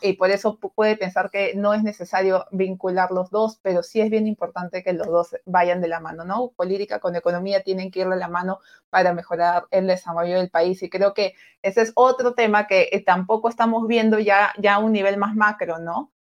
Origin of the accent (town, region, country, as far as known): Peru